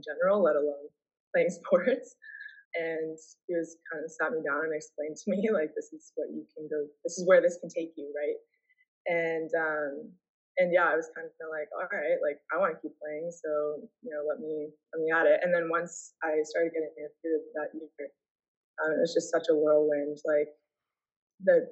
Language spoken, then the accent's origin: English; Seattle, Washington, United States; moved away as an adult; also born or lived in Toronto, Canada / Dartmouth; now in Vancouver, Canada; moved to Seattle, and that's where I stayed until I went to college